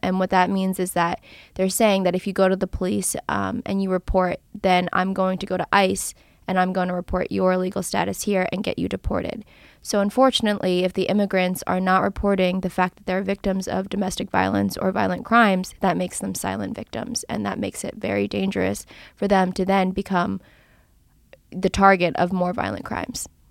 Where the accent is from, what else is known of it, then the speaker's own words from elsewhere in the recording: Philadelphia, Pennsylvania, United States; I'm from the Philadelphia area. I've been here most of my life.